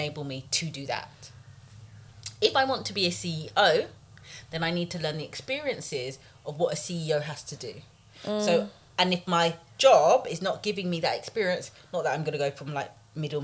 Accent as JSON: {"language": "English", "region": "London", "country": "United Kingdom", "tie": "born or raised there", "said": "I grew up in Tottenham"}